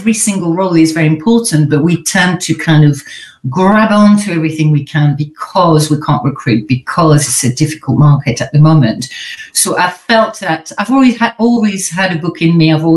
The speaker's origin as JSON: {"language": "English", "country": "France", "tie": "born or raised there", "accent": "French", "second_language": "English", "moved": "as an adult", "lives_now": "United Kingdom", "said": "I'm French originally. I'm sure you've heard, but I've got a bit of an accent where everyone's thinking, where is she from exactly? So I'm French. I was born in France. I lived there till I was 21."}